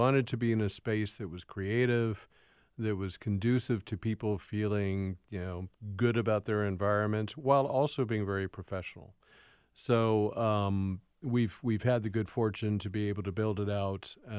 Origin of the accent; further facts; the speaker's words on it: West Hollywood, California, United States; now in Seattle, United States; so I was raised in Southern California. Don't everybody yell. Yes, I'm a Californian. in Los Angeles specifically, and really in West Hollywood.